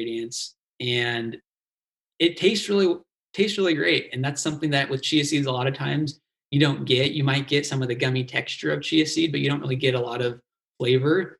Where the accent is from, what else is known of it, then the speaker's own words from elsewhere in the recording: Dana Point, California, United States; I grew up down in Dana Point, Laguna Niguel area of Orange County.